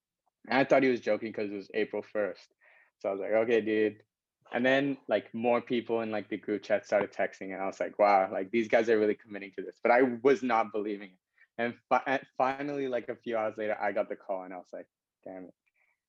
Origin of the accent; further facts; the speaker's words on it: Singapore; And because I was born in Singapore and I lived here my whole life.